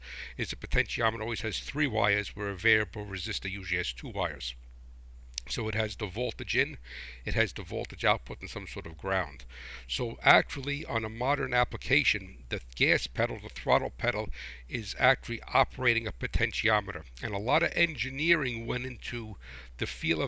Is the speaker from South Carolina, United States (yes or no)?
no; New Jersey, United States; I am from New Jersey